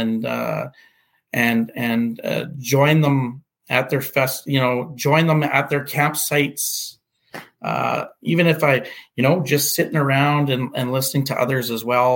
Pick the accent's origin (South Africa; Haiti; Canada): Canada; Portage la Prairie, Manitoba; my hometown of Portage La Prairie